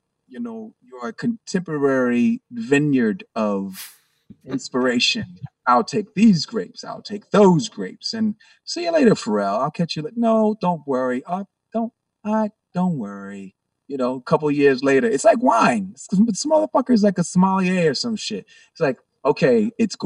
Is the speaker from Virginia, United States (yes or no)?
yes; Virginia Beach, Virginia, United States; I'm from Virginia Beach, Virginia